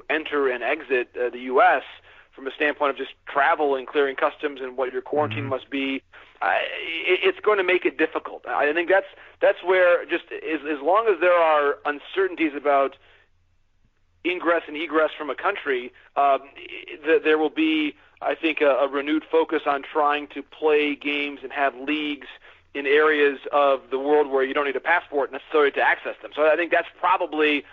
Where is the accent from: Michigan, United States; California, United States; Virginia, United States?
Michigan, United States; I grew up in Michigan